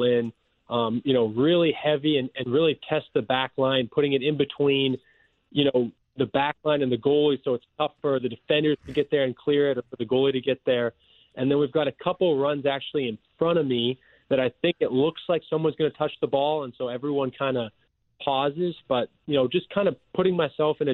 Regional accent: LaSalle, Manitoba, Canada; moved away as an adult; also born or lived in Springfield, Missouri; now in St. Louis, United States; Small town, yeah, LaSalle, Manitoba, Canada

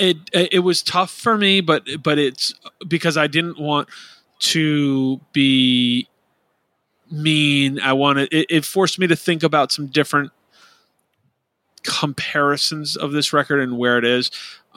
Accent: Midwest, United States; Growing up in the Midwest, I saw this band at least once a year between 2005 and 2010.

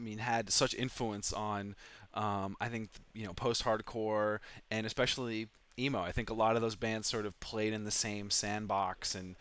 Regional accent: Vermont, United States; I grew up in Vermont

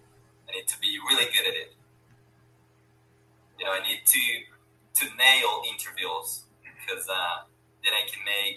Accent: Brazil; So I'm from Brazil.

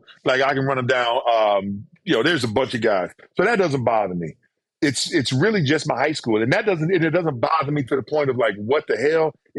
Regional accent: Mississippi, United States; moved away as an adult; I'm from Mississippi. I used to have people tell me, well, you don't sound like you're from Mississippi.

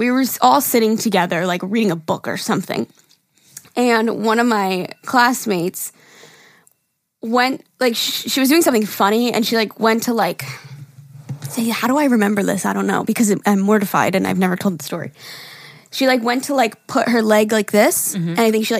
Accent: Wyoming, United States; A little backstory. I'm from Wyoming. And no, we don't ride horses to work or school.

